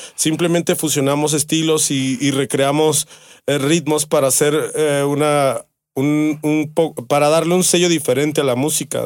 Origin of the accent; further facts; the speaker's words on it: Mexico; yo soy de la Miravalle. Mi jefa es ahí. Ahí nacimos en la Miravalle